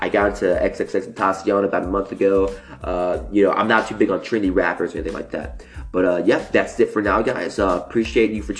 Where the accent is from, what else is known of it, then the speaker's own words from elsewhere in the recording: Mississippi, United States; moved away as an adult; now in California, United States; I'm originally from Mississippi. I didn't move to California until like 6 months ago, 6 or 7 months ago.